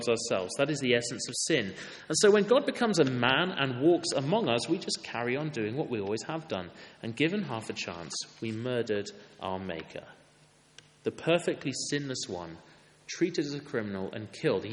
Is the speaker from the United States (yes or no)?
no; Wales, United Kingdom; I'm from Wales. I played rugby for my school.